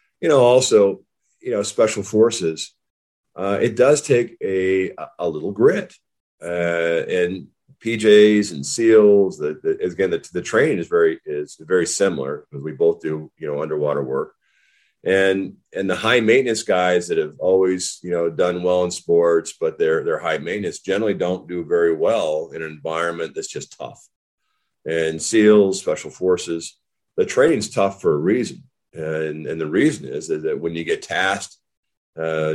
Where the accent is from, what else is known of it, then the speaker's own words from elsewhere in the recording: Whitefish, Montana, United States; moved away as an adult; growing up in Whitefish, Montana, you know, little logging town